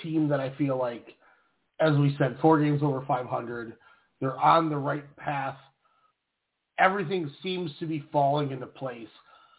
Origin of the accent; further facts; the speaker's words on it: Minnesota, United States; I'll say this as a Minnesotan